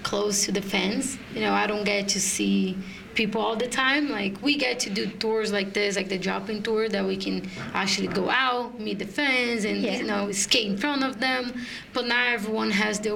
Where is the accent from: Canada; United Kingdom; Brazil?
Brazil; in Brazil, my hometown